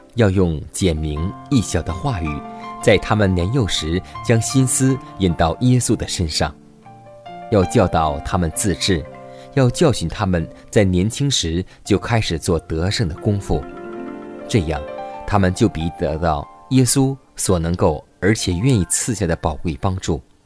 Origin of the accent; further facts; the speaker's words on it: China; 我们中国人常说一句古语，